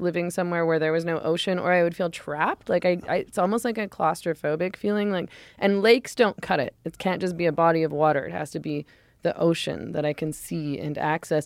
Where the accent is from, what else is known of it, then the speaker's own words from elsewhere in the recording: Vancouver, British Columbia, Canada; moved away; I was born in Vancouver and grew up in Vancouver